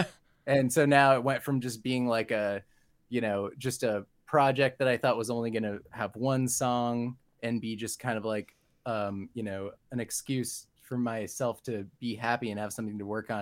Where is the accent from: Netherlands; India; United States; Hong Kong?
United States; San Diego, California; I grew up in San Diego and currently live here